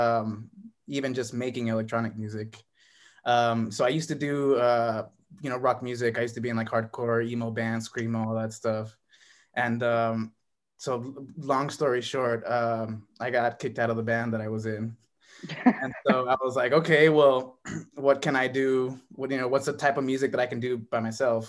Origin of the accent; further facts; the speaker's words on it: Calexico, California, United States; now in Phoenix, United States; I'm originally from California.